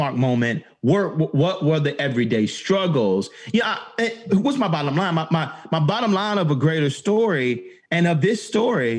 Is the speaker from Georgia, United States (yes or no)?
yes; Atlanta, Georgia, United States; growing up in Atlanta